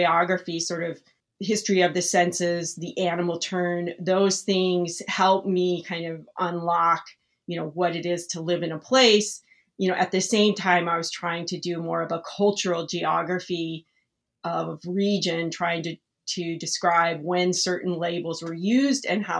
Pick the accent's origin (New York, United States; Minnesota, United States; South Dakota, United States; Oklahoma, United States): South Dakota, United States; I grew up in South Dakota, so I grew up in this region that I study.